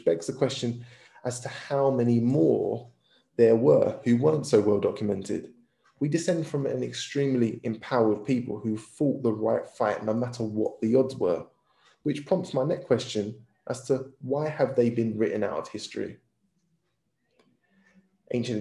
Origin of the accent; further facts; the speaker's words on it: Gravesend, South East England, United Kingdom; growing up in Gravesend, I had a lot of Sikh friends.